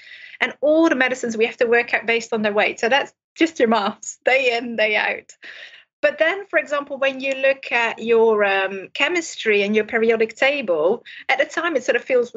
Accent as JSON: {"language": "English", "country": "Netherlands", "tie": "born or raised there", "moved": "as an adult", "lives_now": "Cardiff, United Kingdom", "said": "I'm originally from Holland, so I didn't train in this country. So I didn't go to school in the UK, I went to school in Holland"}